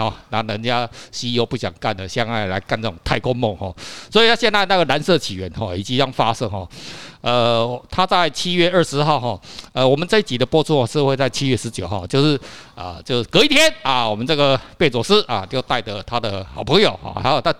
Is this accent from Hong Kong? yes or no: no; Taiwan; 你看，这个对我们台湾人来讲，哦，好像他妈的，好像是很很遥远